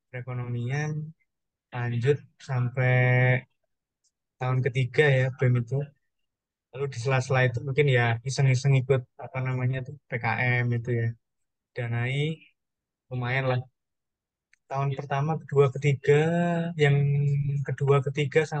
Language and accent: Indonesian; Madiun, East Java, Indonesia; now in Surabaya, Indonesia; kebetulan saya kan dari Madiun jadi beradaptasi bahasa macam-macam terus apa namanya uh, mencoba kuliner-kuliner